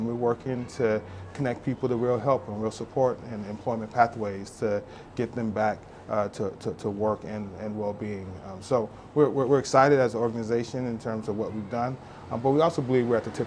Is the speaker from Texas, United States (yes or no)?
yes; Dallas, Texas, United States; growing up in Dallas, Texas in the 80s